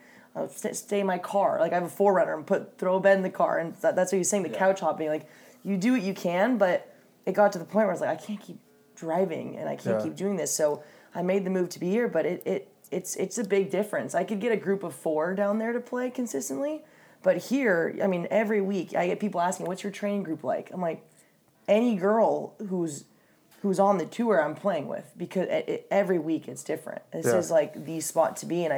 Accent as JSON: {"language": "English", "town": "San Diego", "region": "California", "country": "United States", "said": "I'm from San Diego, and I went to UCLA, graduated, and moved home"}